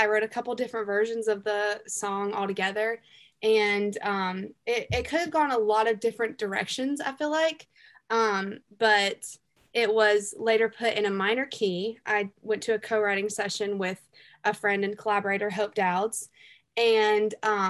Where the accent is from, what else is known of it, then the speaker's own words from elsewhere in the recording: the South, United States; I'm from the South. Like some people say, I talk like a hick